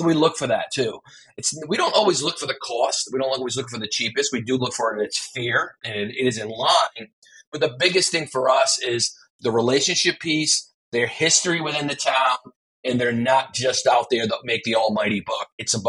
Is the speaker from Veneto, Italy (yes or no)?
yes; Veneto, Italy; born there; now in Naples, Italy; I was born in Veneto, but now I live in Naples for the last 6 years.